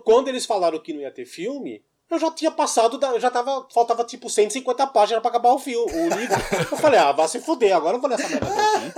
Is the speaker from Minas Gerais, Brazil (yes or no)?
no; São Paulo, Brazil; Nascido e criado em São Paulo